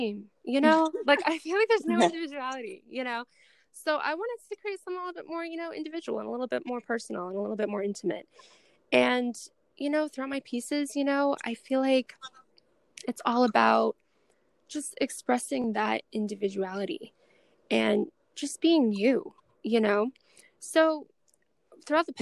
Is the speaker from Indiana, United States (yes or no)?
no; Boston, Massachusetts, United States; I'm from Boston.